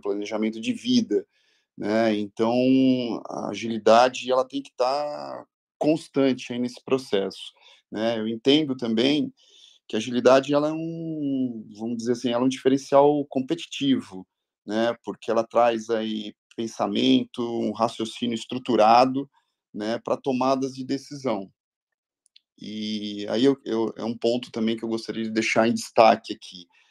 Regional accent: ABC region, São Paulo, Brazil; Eu sou oriundo aqui da região do, do ABC

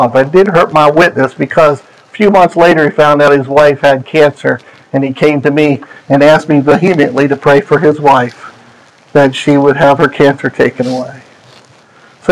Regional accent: just south of York, Pennsylvania, United States; moved away; also born or lived in Maryland; I grew up just south of York, Pennsylvania. So we're Pennsylvanians

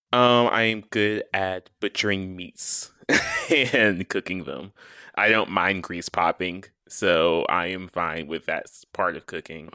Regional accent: the South, United States; I am from the South

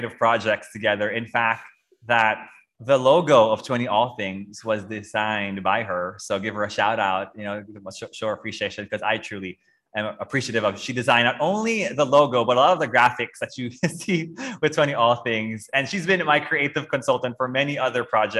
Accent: Philippines; moved away; we grew up in the Philippines

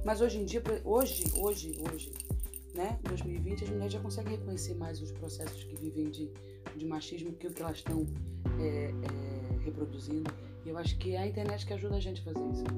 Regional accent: Brasília, Federal District, Brazil; moved away as an adult; now in Rio de Janeiro, Brazil; fui criada em Brasília, nasci no Rio de Janeiro, fui criada em Brasília. Hum. Morei em Brasília dos 2 aos 17 anos.

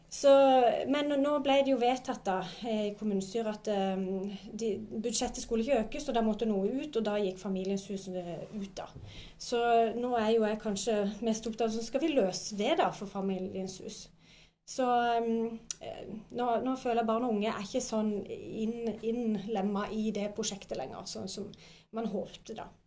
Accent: Spangereid, Agder, Norway; now in Vigeland, Norway; jeg kommer fra Spangereid. Eh, og nå bor jeg på Vigeland

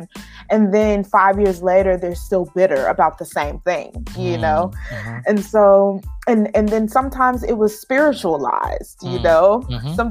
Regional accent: Dallas, Texas, United States; I grew up in Dallas, Texas, and I grew up in an urban community

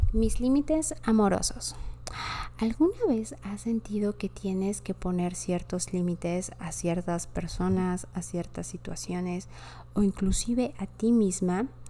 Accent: Mexico City, Mexico; also born or lived in France; Yo soy de la Ciudad de México

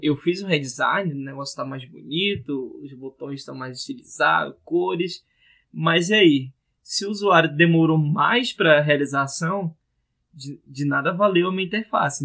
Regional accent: Manaus, Amazonas, Brazil; o pessoal aqui da minha terra tá fazendo, Manaus, Amazonas

